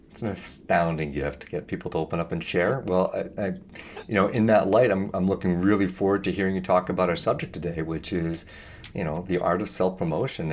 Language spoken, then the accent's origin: English; Canada; As a Canadian